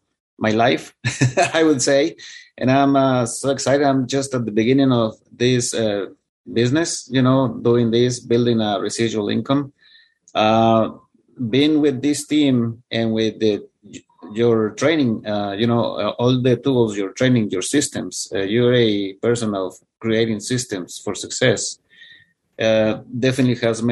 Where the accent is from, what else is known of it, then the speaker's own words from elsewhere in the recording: India; He actually confused me with, he's from India. And I have I am from India as well. So he thought I was an Indian guy.